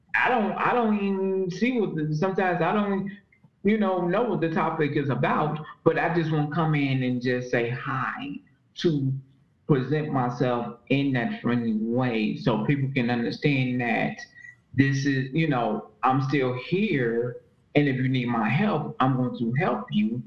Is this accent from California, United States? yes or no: no; Chicago, Illinois, United States; also born or lived in Robbins, Illinois / Gary, Indiana; I am from the United States of America, from Chicago, Illinois. Um, I have lived in several places in Chicago, Illinois. Um, I originate from the south side, the south suburbs of Illinois, um, Robbins, Illinois. Um, grew up also in Indiana, Northwest Indiana, Gary, Indiana.